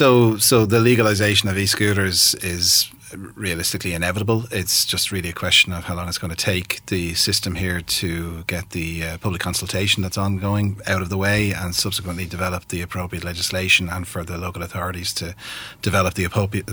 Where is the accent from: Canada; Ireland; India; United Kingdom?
Ireland; as a species generally, but as an Irish population in particular, we are using, you know, ton and a half metal boxes to drive very short distances.